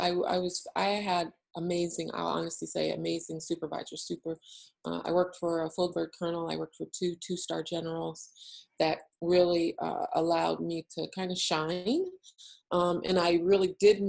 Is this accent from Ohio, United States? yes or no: yes; Ohio, United States; moved away as an adult; I grew up in Ohio